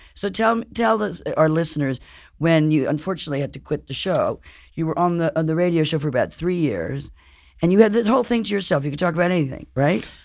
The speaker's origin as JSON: {"language": "English", "town": "Paris", "region": "Île-de-France", "country": "France", "tie": "born or raised there", "moved": "yes", "said": "I grew up in Paris and I spent a lot of time in Europe"}